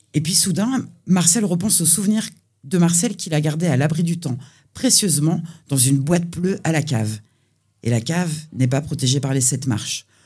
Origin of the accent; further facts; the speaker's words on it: Nantes, Pays de la Loire, France; moved away as an adult; now in Nancy, France; la, réponse officielle, c'est Nantes.